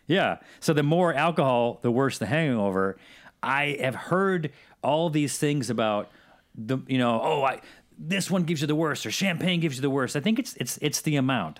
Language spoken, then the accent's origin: English; Syracuse, New York, United States; I'm from Syracuse